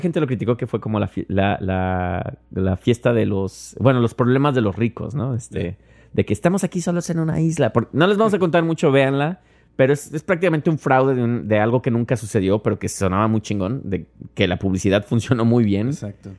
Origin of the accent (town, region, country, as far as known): Mexico; now in New York, United States